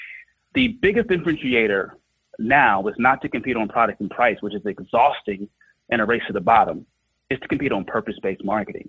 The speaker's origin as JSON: {"language": "English", "town": "Oakland", "region": "California", "country": "United States", "tie": "born or raised there", "said": "I'm from Oakland, California, grew up during the height of the crack epidemic, and it was a very tough place to grow up."}